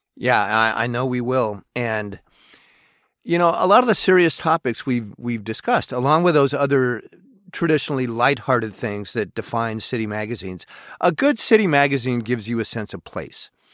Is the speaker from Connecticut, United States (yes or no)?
no; Portland, Oregon, United States; now in Seattle, United States; I'm from Portland, Oregon